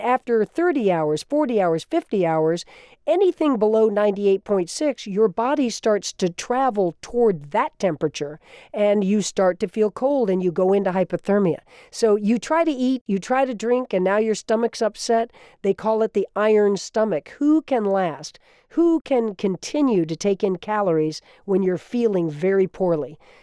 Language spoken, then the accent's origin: English; Florida, United States; was my home state, also of Florida. I grew up as a kid during the Revolution, looking out over that water